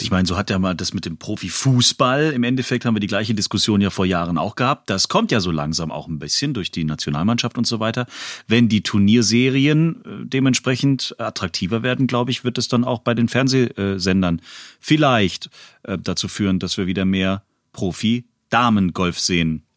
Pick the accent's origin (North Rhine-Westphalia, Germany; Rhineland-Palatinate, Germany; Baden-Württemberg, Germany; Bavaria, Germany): Baden-Württemberg, Germany; Stuttgart; ich als Stuttgarter